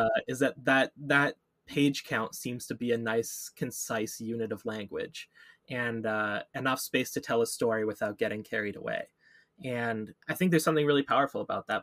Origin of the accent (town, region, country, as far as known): Canada